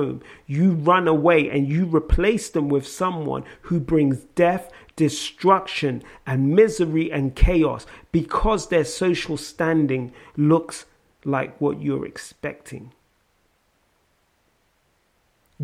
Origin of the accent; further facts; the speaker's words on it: London, United Kingdom; accent: South London; my South London accent